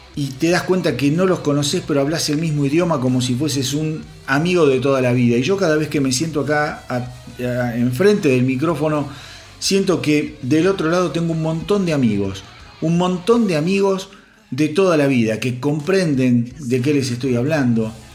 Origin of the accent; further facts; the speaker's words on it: Argentina; yo soy de Argentina